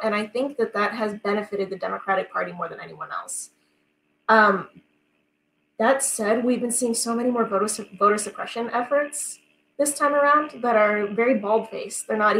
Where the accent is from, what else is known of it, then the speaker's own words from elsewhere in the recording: Kansas, United States; it's very easy to say, okay, I'm from Kansas, so the really only important people to vote for are the senators from Kansas